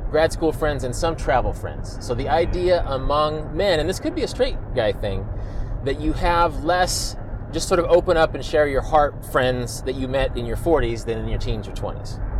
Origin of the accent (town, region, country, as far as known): United States; born or raised there